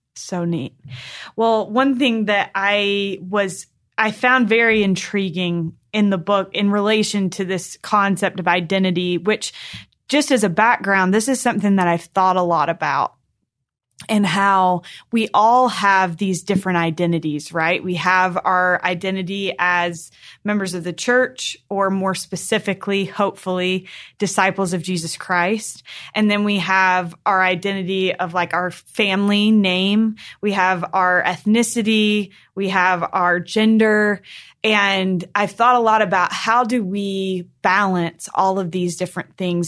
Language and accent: English; North Carolina, United States; I grew up in North Carolina in a really small ward